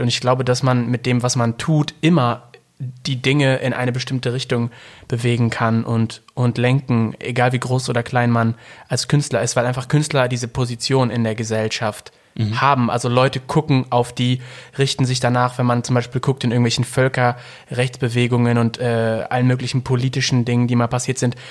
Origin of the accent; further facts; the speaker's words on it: Ruhr area, North Rhine-Westphalia, Germany; ich komme aus dem Ruhrpott